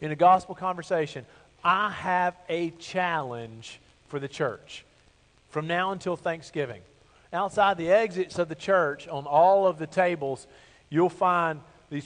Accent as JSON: {"language": "English", "region": "Bible Belt South", "country": "United States", "tie": "born or raised there", "said": "I grew up in the Bible Belt South"}